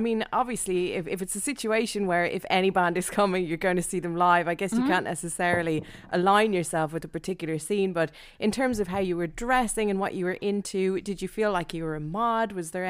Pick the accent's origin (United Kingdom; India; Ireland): Ireland; Dublin, Leinster; I grew up in Dublin, you know, and we had a very, very sort of specific vibe and specific type of music scene in the 90s when I was growing up there.